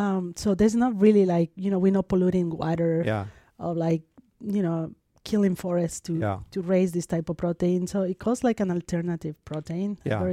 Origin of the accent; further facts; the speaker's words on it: Mexico City, Mexico; I'm from Mexico, I grew up in Mexico City, and Mexico is one of the leaders on edible insects.